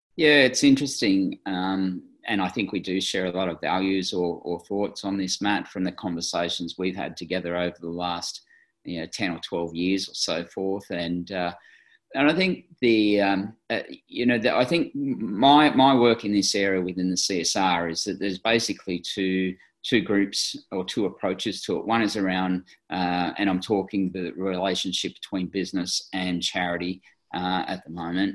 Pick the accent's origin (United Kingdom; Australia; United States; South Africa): Australia